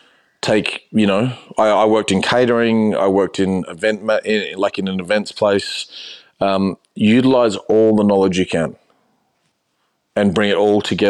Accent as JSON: {"language": "English", "region": "New South Wales", "country": "Australia", "tie": "born or raised there", "lives_now": "Melbourne, Australia", "said": "I grew up in New South Wales. So it was almost like not being in Australia, but being in Australia."}